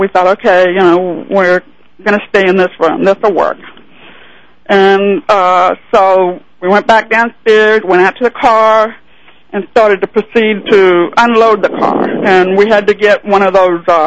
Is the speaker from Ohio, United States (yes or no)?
no; Overland Park, Kansas, United States; my hometown, which is in Overland Park, Kansas